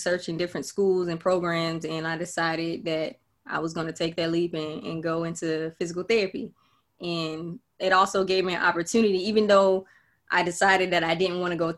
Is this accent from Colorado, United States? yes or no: no; Florida, United States; moved away; also born or lived in Georgia; I'm originally from Florida